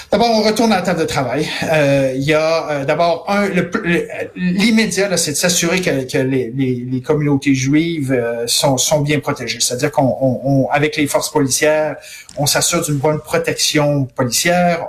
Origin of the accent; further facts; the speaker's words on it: Montreal, Quebec, Canada; chez nous à Montréal, au Québec, au Canada